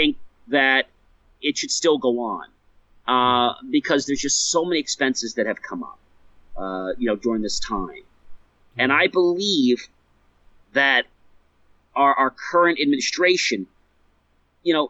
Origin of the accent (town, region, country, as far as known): United States